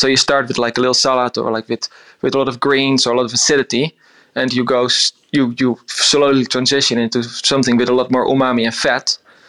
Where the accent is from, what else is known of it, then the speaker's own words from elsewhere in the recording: Netherlands; moved away; I grew up on a little island in the top north of Holland. It's tiny. It's 60 kilometers around.